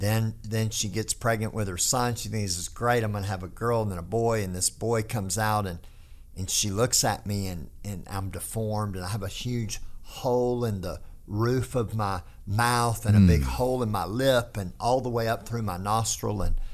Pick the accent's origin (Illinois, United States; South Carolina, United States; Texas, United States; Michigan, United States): Texas, United States; accent: hick; I do talk like a hick, but that's environmental, not genetic. That's because I was raised in North Texas.